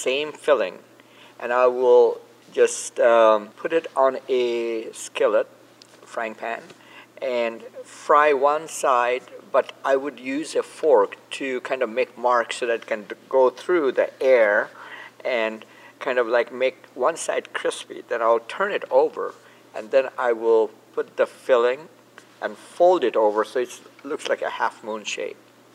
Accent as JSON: {"language": "English", "town": "Kolkata", "region": "West Bengal", "country": "India", "tie": "born or raised there", "also_born_or_lived": "California", "moved": "yes", "lives_now": "United States", "said": "growing up in Calcutta"}